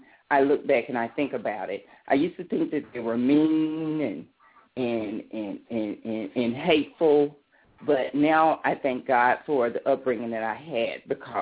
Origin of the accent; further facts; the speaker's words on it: Birmingham, Alabama, United States; born here in Birmingham, Alabama, February the 1st, 1971.